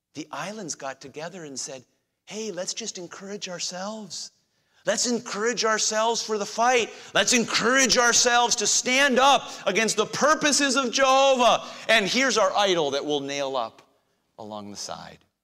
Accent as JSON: {"language": "English", "country": "United States", "said": "our situation as 21st century Americans"}